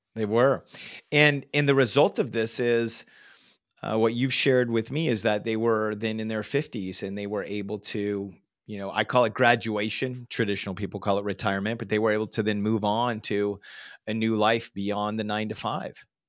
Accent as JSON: {"language": "English", "region": "Northern California", "country": "United States", "tie": "born or raised there", "said": "growing up in Northern California, living in the Silicon Valley"}